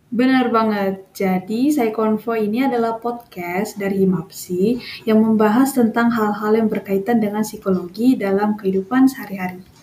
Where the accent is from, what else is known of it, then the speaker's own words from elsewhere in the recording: North Sumatra, Indonesia; moved away as an adult; now in Solo, Indonesia; aku tuh asalnya dari Sumatera Utara